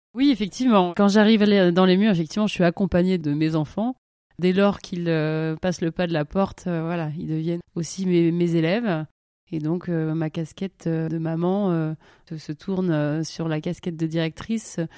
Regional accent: Toulouse, Occitania, France; moved away as an adult; also born or lived in Montpellier / Paris; now in Zurich, Switzerland; je viens donc du sud-ouest de la France

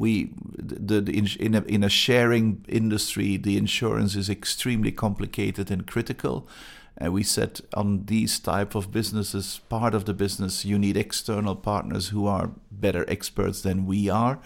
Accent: Antwerp, Flanders, Belgium; English is a second language; moved away as an adult; now in Gothenburg, Sweden; I'm originally from Antwerp, Belgium

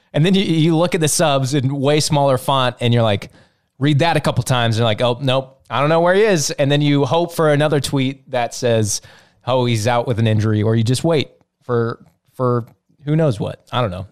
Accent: United States; Fully American, kinda German, not English

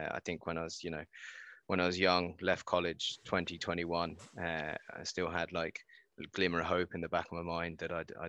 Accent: Northampton, East Midlands, United Kingdom; I suppose I grew up on a farm, middle of nowhere.

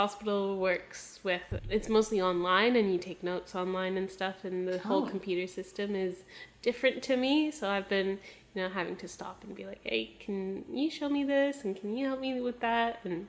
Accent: Canada; accent: Canadian; moved away; I'm Canadian, so that's the little accent that you might be hearing.

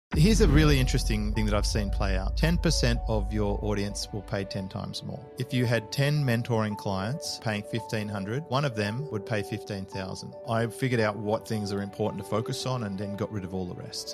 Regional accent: Sydney, New South Wales, Australia; moved away as an adult; also born or lived in Melbourne; now in Noosa, Australia; I was born in Melbourne. Uh, we moved, my dad was running a, a bulk haulage division down there, and, and then they moved back to Sydney when I was about five. We started off in Manly, and then we moved to Mossman

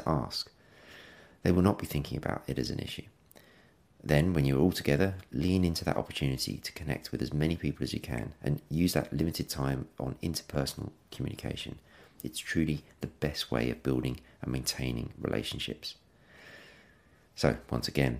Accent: England, United Kingdom; being English

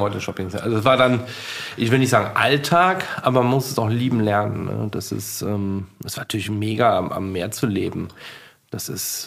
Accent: Leverkusen, North Rhine-Westphalia, Germany; moved away; also born or lived in Sylt; Ich komme aus Leverkusen

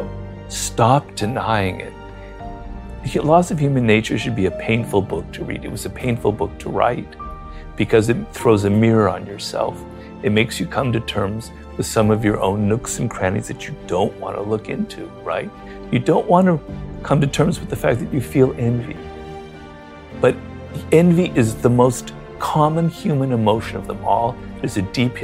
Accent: Los Angeles, California, United States; also born or lived in Paris; I'm actually a middle-class Jew from Los Angeles

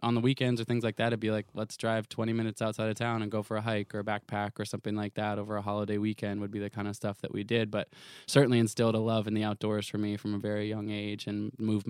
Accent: Portland, Oregon, United States; I grew up in Portland, Oregon.

